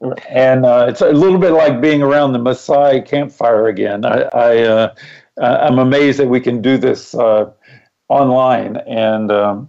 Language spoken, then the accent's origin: English; Memphis, Tennessee, United States; moved away; also born or lived in North Carolina / Washington, D.C. / New York / Copenhagen, Denmark; No, I'm originally from Memphis, Tennessee, but I'm a bit of a nomad. We have lived all over the world.